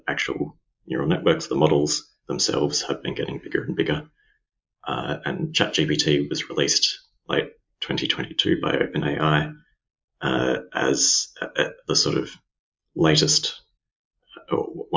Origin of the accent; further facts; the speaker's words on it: Melbourne, Victoria, Australia; also born or lived in London; I'm Australian. I'm from Melbourne, Australia.